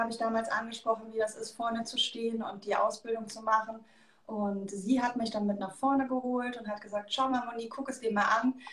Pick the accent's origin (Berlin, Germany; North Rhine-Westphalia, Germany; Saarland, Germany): North Rhine-Westphalia, Germany; Leverkusen; ich komme aus Leverkusen und mein Hobby ist quasi meine Leidenschaft und ich gebe gerne Fitnesskurse.